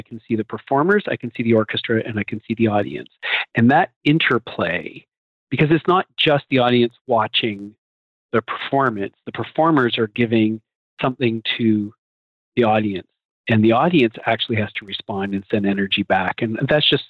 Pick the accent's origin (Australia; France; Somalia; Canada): Canada; moved away as an adult; now in Philadelphia, United States; I came from Canada and I went to business school there and did a finance degree